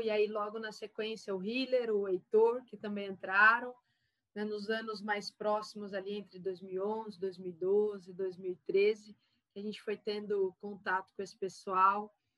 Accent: Taubaté, São Paulo, Brazil; Eu sou de Taubaté, interior de São Paulo

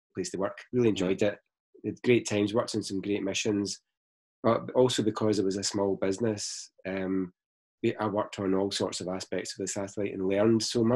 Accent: Glasgow, Scotland, United Kingdom; moved away as an adult; also born or lived in Surrey; I'm from Glasgow, which you can probably tell by the accent

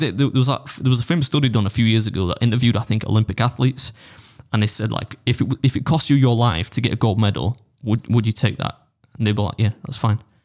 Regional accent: United Kingdom; as a British dude

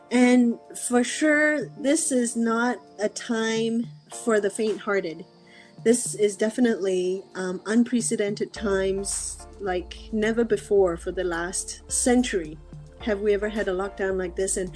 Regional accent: Singapore; also born or lived in Malaysia / Australia / Ireland; now in California, United States; I am uh, talking to you from California, USA, but I was born in Malaysia, grew up in Singapore and Australia.

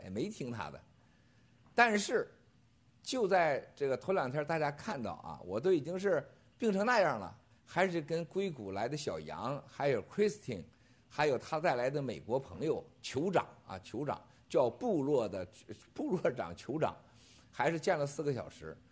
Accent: Shandong, China; moved away; 在我们山东人的个过年啊，过年是不能往外送东西的

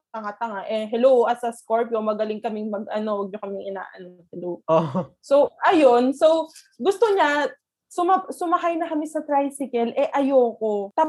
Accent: Bayombong, Cagayan Valley, Philippines; sa Bayombong, sa, sa province namin

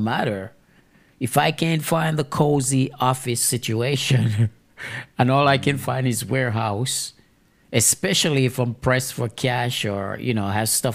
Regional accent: Jamaica; Me being a Jamaican

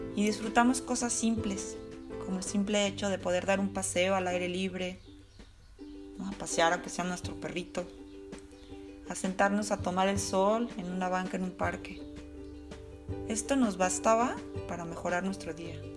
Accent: Mexico; moved away as an adult; now in Germany; Esto fue cuando emigré de México a Alemania.

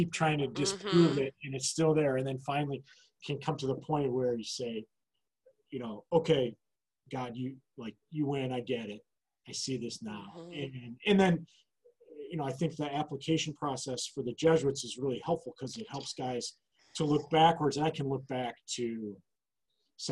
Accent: East Lansing, Michigan, United States; growing up in East Lansing, we had access to the university facility

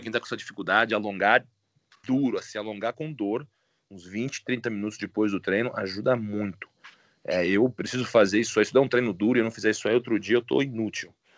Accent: Itu, São Paulo, Brazil; moved away as an adult; now in United States; em Itu, no interior de São Paulo, foi onde eu cresci, é. de Itu, minha família é de Itu

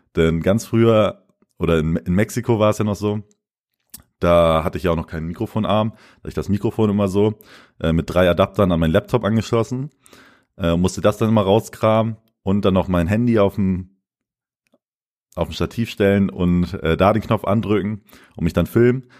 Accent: Lemförde, Lower Saxony, Germany; moved away as an adult; in Lenförden, also in meiner Heimat

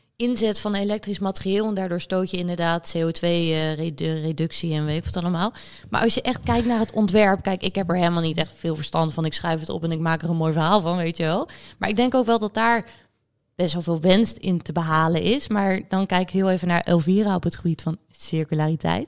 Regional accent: Netherlands; wij als Nederlanders

